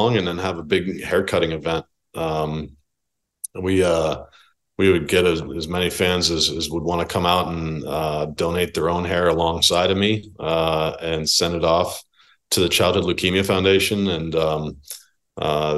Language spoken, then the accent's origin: English; New Jersey, United States; I grew up in New Jersey